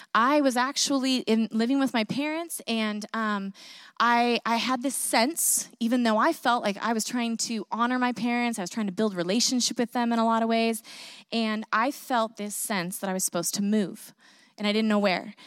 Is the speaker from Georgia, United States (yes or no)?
no; Northern California, United States; moved away as an adult; also born or lived in Vancouver, Washington; I grew up in Northern California